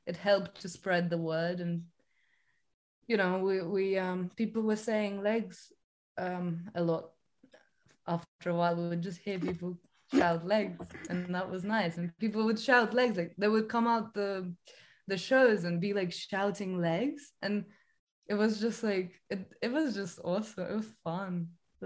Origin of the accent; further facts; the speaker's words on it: Estonia; now in London, United Kingdom; I'm from Estonia